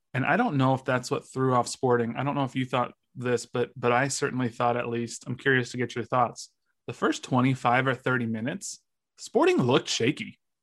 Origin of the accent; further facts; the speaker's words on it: United States; I'm an American